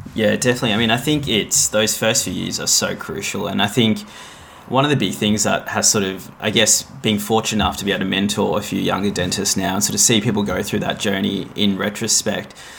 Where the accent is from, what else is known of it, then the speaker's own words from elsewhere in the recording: Melbourne, Victoria, Australia; also born or lived in Gold Coast, Queensland; I grew up in Melbourne, did all my education here.